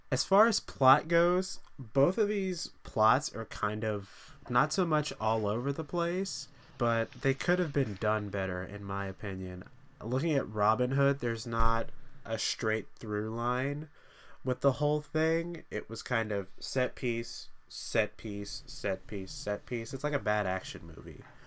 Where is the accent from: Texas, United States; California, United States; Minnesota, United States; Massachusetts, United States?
Texas, United States; three of us grew up in Texas.